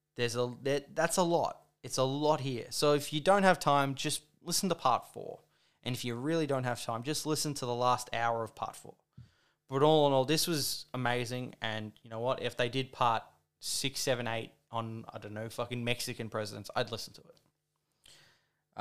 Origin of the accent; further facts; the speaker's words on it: Australia; I'm an Australian